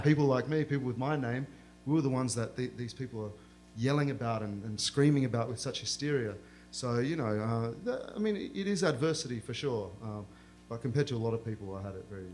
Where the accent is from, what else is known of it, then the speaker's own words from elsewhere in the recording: Australia; accent: Australian; I grew up in a small town similar to the one that I describe in this novel, uh, where there are migrants from all around the world trying to forge a life for themselves in Australia